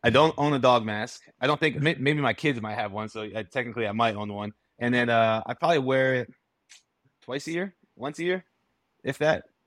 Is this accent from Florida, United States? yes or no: yes; Florida, United States; I grew up down in Florida